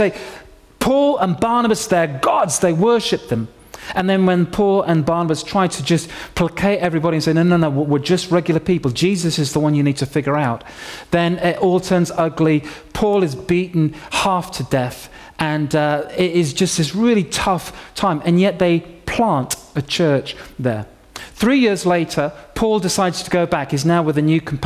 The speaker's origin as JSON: {"language": "English", "town": "York", "region": "Yorkshire and the Humber", "country": "United Kingdom", "tie": "born or raised there", "said": "When I was 16 years old, growing up in York, in Yorkshire"}